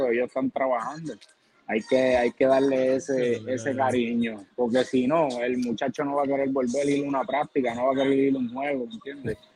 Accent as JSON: {"language": "Spanish", "town": "Boston", "region": "Massachusetts", "country": "United States", "tie": "born there", "said": "Y de la americana, pues los Red Sox, porque soy nacido en Boston. Allá."}